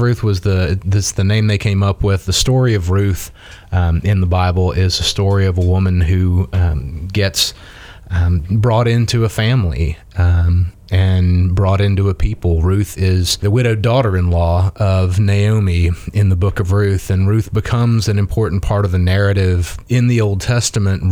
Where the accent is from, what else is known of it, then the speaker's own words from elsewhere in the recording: South Mississippi, United States; moved away as an adult; also born or lived in Muskogee, Oklahoma / Tallahassee, Florida / Pensacola, Florida / Tennessee; now in Dothan, United States; I grew up in South Mississippi